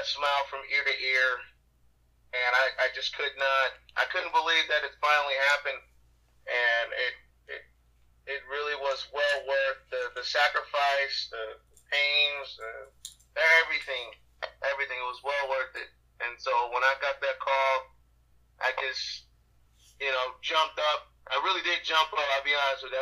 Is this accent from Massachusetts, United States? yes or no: no; Los Angeles, California, United States; I'm from California, from